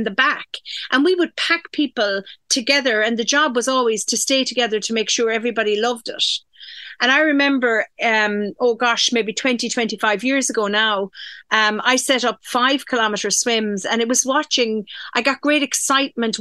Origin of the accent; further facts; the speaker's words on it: Dingle, Munster, Ireland; also born or lived in Donegal; I grew up in Dingle. I was born actually in Donegal, from a fishing family.